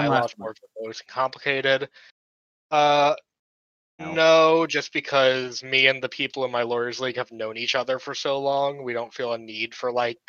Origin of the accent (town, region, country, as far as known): Florida, United States